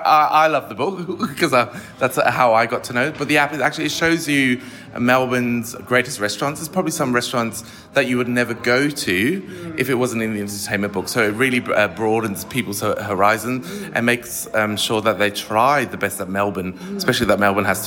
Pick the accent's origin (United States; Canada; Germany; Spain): Germany; also born or lived in Manchester, United Kingdom; now in Australia; I was born in Manchester and then lived in Germany for 12 years because my dad got stationed there with the British Army. So that's where I did all my studies.